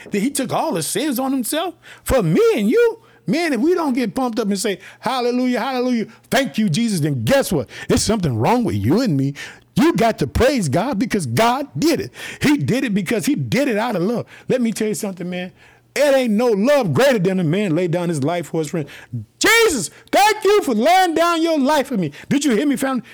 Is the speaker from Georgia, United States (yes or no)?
no; Illinois, United States; also born or lived in Chicago; the state of Illinois, which is my home state. I live in the city of Chicago.